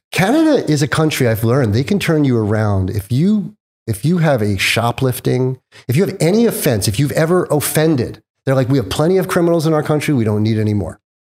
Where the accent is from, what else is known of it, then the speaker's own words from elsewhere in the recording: Mohegan Lake, New York, United States; moved away as an adult; also born or lived in Long Island, New York; now in California, United States; when I was eight, we moved up to Westchester, a nice little town called Mohegan Lake. And I had this, like, Tom Sawyer, Huck Finn kinda growing up from eight to sixteen.